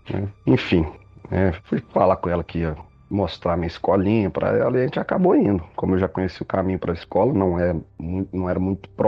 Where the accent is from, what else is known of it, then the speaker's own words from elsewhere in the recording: Pernambuco, Brazil; now in Belo Horizonte, Brazil; É, eu sou natural de Pernambuco, mas moro em Minas Gerais já há bom, bastante tempo já, quase 25 anos